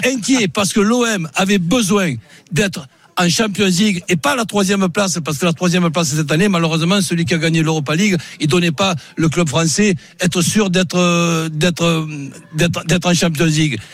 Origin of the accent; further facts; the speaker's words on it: Marseille, Provence-Alpes-Côte d'Azur, France; moi en tant que Marseillais